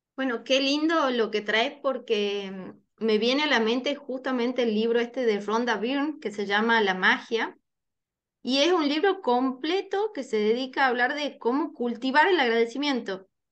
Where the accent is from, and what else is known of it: Tucumán, Argentina; born or raised there